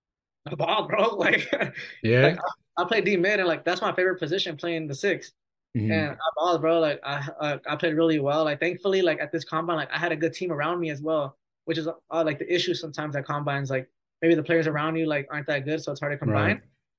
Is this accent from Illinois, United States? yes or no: yes; Chicago, Illinois, United States; Like we're from Chicago and then drive an hour.